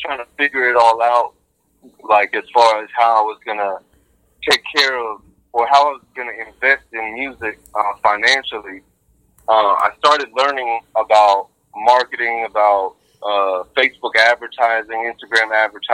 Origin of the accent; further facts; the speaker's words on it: 757 Virginia, United States; moved away as an adult; also born or lived in New York / Dallas, Texas / Arlington, Texas; raised in Virginia